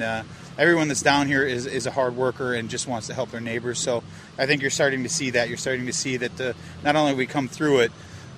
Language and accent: English; Minnesota, United States; moved away as an adult; now in Fort Myers Beach, United States; I was born and raised in Minnesota, and I knew if I didn't leave before I turned 40, I probably was never going to leave.